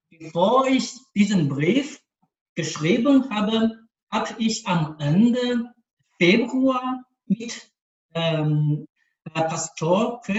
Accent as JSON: {"language": "German", "town": "Changzhi", "region": "Shanxi", "country": "China", "second_language": "German", "lives_now": "Beijing, China", "said": "den Leitern der Diözese Peking, das ist Bistum, wo ich arbeite, und Changzhi, das Bistum von meiner Heimat"}